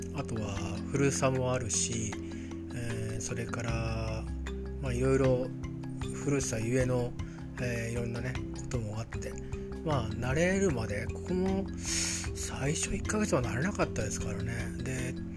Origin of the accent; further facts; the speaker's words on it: Chiba, Japan; moved away; also born or lived in Tokyo / Saitama / Nerima, Tokyo / Kawasaki; 小学校上がる時に埼玉から千葉に行ったり